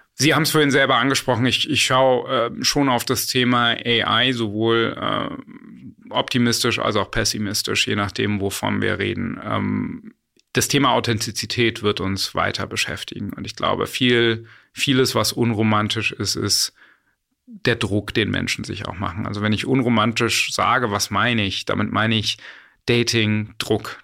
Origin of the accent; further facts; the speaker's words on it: Berlin, Germany; also born or lived in United States; ich bin auch Berliner und wir sitzen ja gerade hier in Berlin.